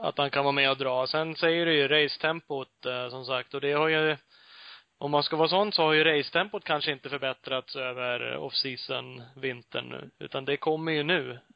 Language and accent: Swedish; Sweden